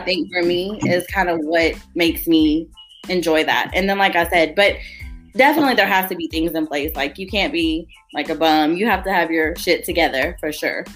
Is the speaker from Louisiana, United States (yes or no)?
no; Sherman, Texas, United States; I'm from Little Sherman, Texas, single mother of four